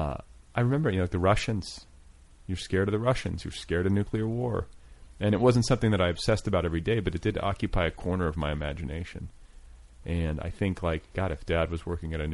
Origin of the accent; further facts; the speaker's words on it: Midwest, United States; I was raised in the Midwest.